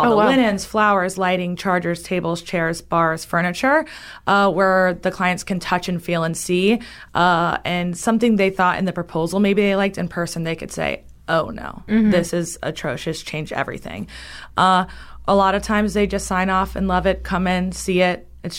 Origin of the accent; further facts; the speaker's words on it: Key West, Florida, United States; moved away as an adult; now in Tampa, United States; I am from Key West, and that's, like, the number one wedding destination over Vegas in the country.